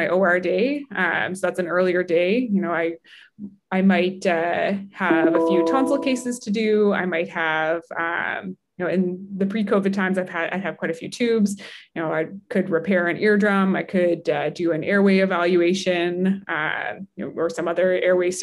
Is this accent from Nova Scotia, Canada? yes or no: yes; Halifax, Nova Scotia, Canada; also born or lived in Toronto, Canada / Salt Lake City, United States; I'm from Halifax and Dartmouth and went to Toronto to do that first degree.